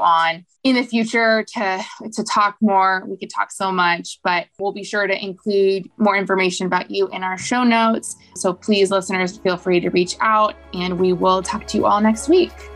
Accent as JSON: {"language": "English", "country": "United States", "tie": "born or raised there", "said": "when we were growing up in the States"}